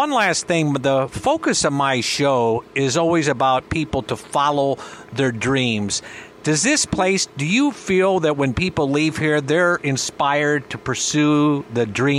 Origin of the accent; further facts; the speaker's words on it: Cedar Rapids, Iowa, United States; now in Gulf Coast, United States; I grew up in Iowa. I'm Cedar Rapids, and I live on the Gulf Coast now.